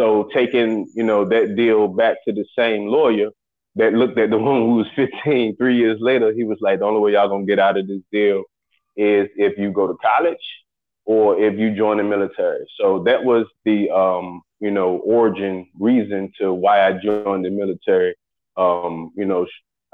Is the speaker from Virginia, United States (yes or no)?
yes; Chesapeake, Virginia, United States; also born or lived in Portsmouth, Virginia; I'm originally from right here in Virginia, born and raised in Chesapeake, Portsmouth